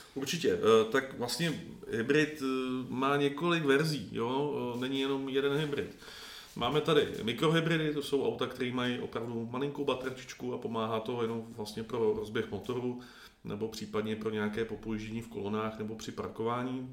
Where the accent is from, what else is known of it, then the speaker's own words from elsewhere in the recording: Czechia; jako Češi